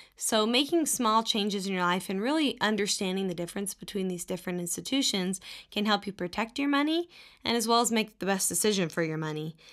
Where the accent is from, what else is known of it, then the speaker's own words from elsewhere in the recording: Texas, United States; moved away as an adult; when I was growing up in Texas